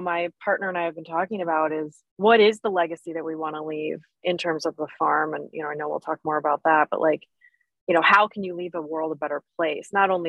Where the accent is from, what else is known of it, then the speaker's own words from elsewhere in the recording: Vermont, United States; moved away as an adult; also born or lived in New York; I grew up in Vermont, just a, you know, small town farm kid, and then went to undergrad, you know, and just, we had a little homestead, right? It's like we raised our own chickens and we had a garden and that kind of stuff.